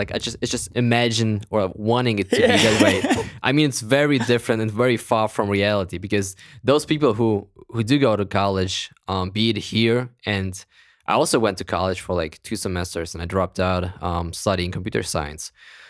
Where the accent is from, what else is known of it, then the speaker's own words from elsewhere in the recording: Kazakhstan; born there; English is a second language; But you know how as a European, or I was born in Kazakhstan, it's even worse.